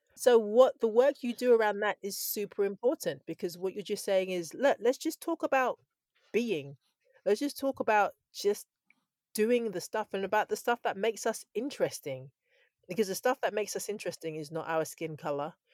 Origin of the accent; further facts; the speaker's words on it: Scotland, United Kingdom; I was born in Scotland. My mum is from Takoredi, which is in Ghana, both my parents are from Ghana